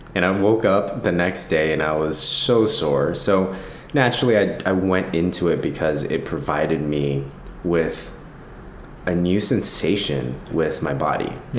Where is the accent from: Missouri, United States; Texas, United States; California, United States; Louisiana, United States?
California, United States; Los Angeles; I grew up here in Los Angeles, born and raised